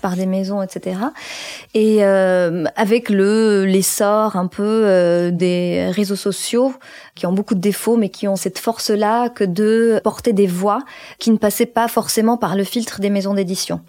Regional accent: Morocco; je suis née au Maroc et j'ai grandi au Maroc

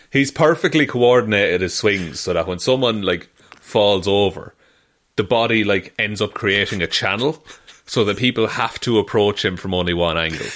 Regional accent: Ireland

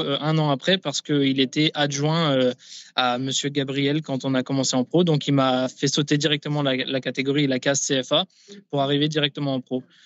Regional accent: Nancy, Grand Est, France; moved away as an adult; now in Kansas City, United States; j'étais euh, dans ma ville natale

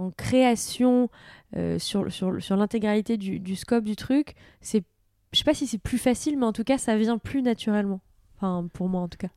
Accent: France; also born or lived in United States; je suis française

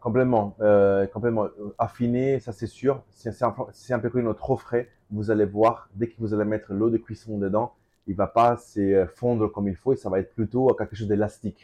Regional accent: Calabria, Italy; French is a second language; also born or lived in Mantua, Lombardy; now in Paris, France; Parola, sur mon village

